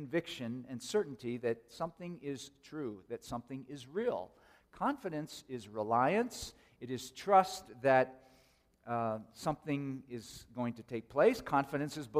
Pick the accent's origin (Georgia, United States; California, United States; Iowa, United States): California, United States; Oakland; When I was a teenager growing up in the Oakland, San Francisco Bay Area